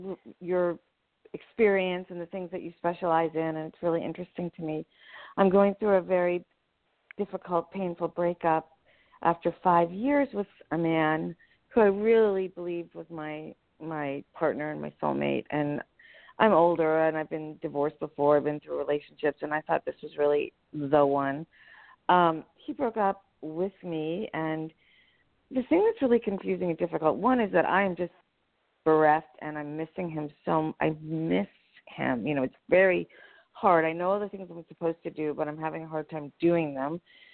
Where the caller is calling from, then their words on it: United States; I'm in the New York, New Jersey area, actually, too.